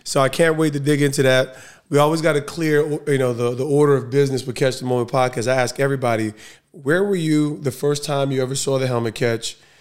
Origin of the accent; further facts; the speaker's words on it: Essex County, New Jersey, United States; I'm Essex County, though. I'm Essex County